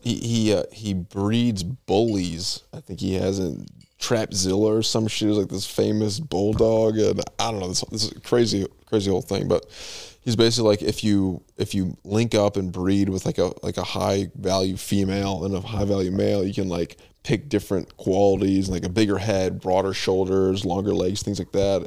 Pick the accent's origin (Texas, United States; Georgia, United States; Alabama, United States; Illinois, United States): Illinois, United States; Bartlett; I grew up in Bartlett Baptist Church, which is on fifty-nine and Stearns Road